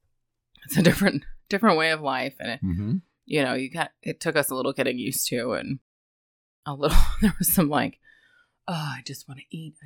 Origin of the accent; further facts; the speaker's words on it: United States; we're American.